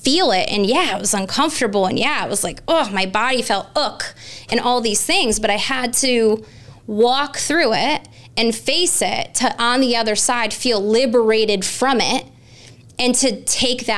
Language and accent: English; Connecticut, United States; In my state of Connecticut, my home state where I grew up